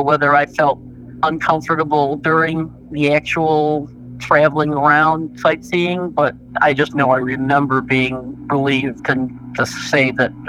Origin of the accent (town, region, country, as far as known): Chicago, Illinois, United States; born or raised there